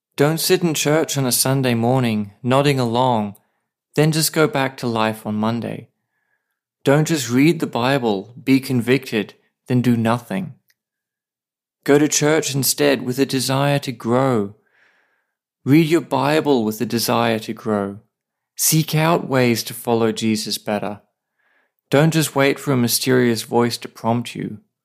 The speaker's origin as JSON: {"language": "English", "country": "Australia", "moved": "yes", "lives_now": "Saipan, Northern Mariana Islands"}